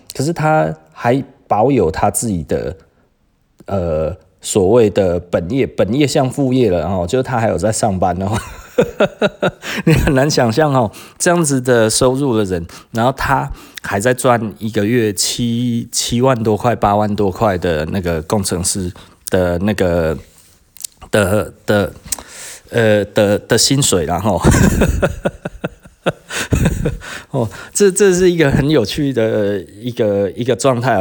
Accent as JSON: {"language": "Chinese", "country": "Taiwan", "said": "我们台湾人特别喜欢做生意啦"}